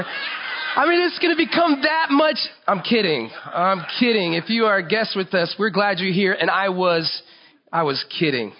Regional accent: Florida, United States; I grew up in Florida.

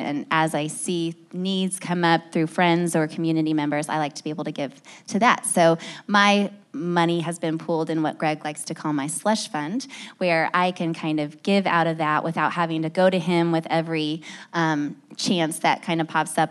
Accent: Indiana, United States; also born or lived in Boston / Chicago; now in Nashville, United States; We lived in Boston and Chicago before that, born and raised in Indiana

